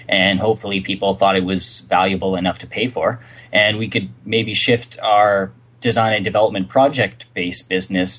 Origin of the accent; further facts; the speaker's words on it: Canada; we're Canadians